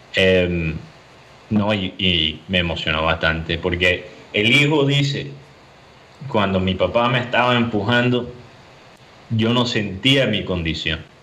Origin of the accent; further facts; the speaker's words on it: Miami, Florida, United States; yo soy de Miami. Entonces yo puedo hablar mal de Miami